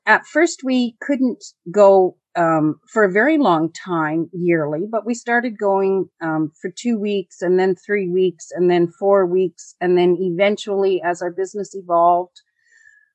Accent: Canada; first language English; we're Canadian

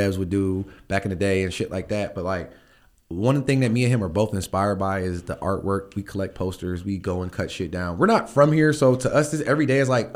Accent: Akron, Ohio, United States; I'm from Ohio.

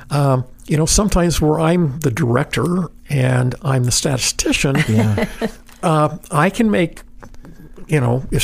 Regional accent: Idaho, United States; Like growing up in Idaho

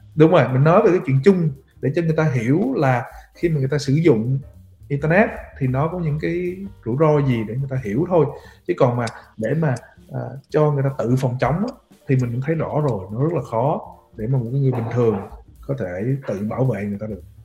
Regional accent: Vietnam; mình là người Việt biết tiếng Việt

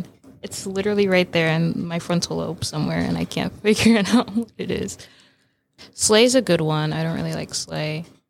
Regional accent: Georgia, United States; also born or lived in Massachusetts; I was born in Massachusetts, but I went to high school and middle school in Georgia. And so that's why I don't have an accent from the South, because I'm not from the South.

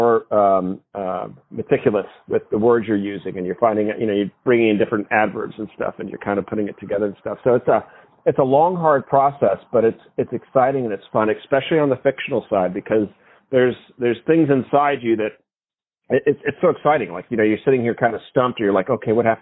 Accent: Newport Beach, California, United States; moved away; also born or lived in New England; I'm originally from Newport Beach, California. I was back east in New England for 16 years

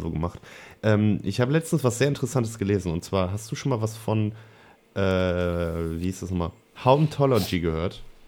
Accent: Germany; bei uns in Deutschland

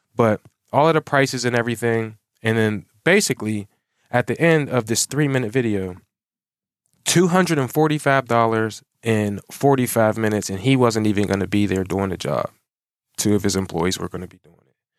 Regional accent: Pittsburgh, Pennsylvania, United States; also born or lived in Monroeville, Pennsylvania; I'm from Pittsburgh, Pennsylvania.

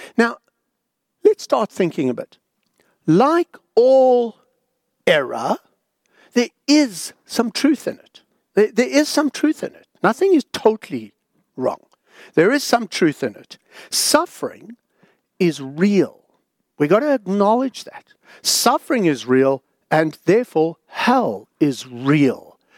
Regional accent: South Africa; now in Australia; growing up in South Africa, I, I'd never been to a mosque before

